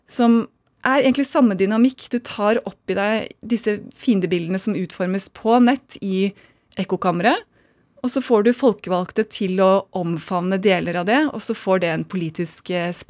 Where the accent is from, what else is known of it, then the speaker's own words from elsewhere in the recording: United States; born there; Jeg er født i USA, som jeg er.